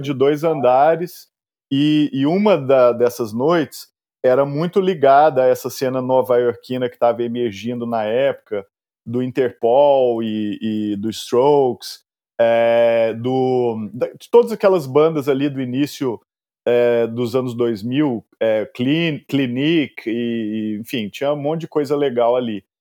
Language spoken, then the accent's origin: Portuguese; Araguari, Minas Gerais, Brazil; moved away as an adult; now in São Paulo, Brazil; Eu, eu nasci em Araguari, uma cidade muito pequena.